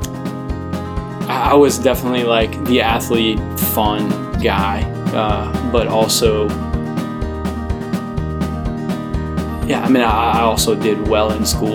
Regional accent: New Roads, Louisiana, United States; So I am from New Rose, Louisiana.

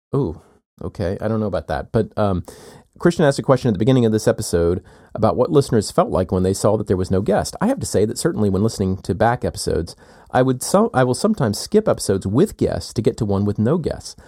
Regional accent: South Carolina, United States; moved away as an adult; also born or lived in Chicago / Texas / California / Northeast US; now in Athens, Georgia, United States; I grew up in South Carolina. I'm here now

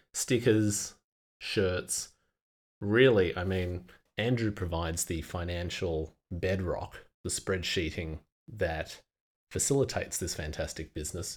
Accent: Australia

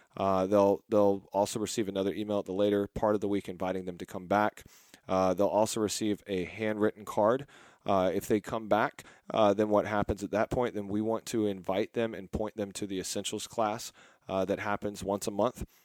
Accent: Texas, United States; I'm from Texas

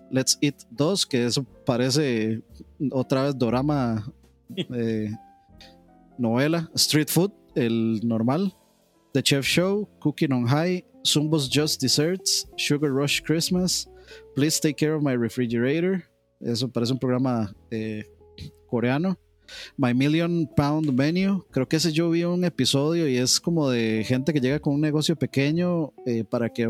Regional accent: Costa Rica; como los ticos

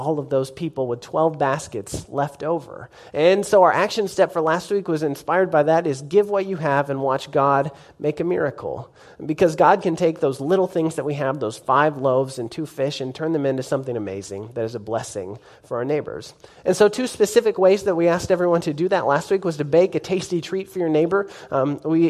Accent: Norman, Oklahoma, United States; also born or lived in Nashville, United States / Hydro, United States / Tuttle, United States; I grew up in Norman and graduated from Norman High, go Tigers

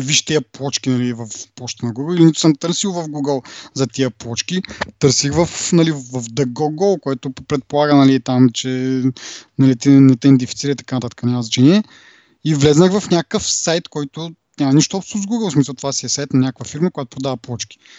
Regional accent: Kazanlak, Stara Zagora Province, Bulgaria; в Казанлък, е, откъдето съм

